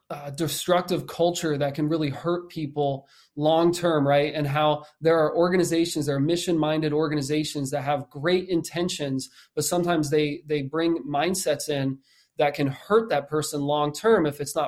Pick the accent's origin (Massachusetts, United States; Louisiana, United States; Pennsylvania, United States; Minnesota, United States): Pennsylvania, United States; Nazareth; I'm from Nazareth, Pennsylvania, born and raised out there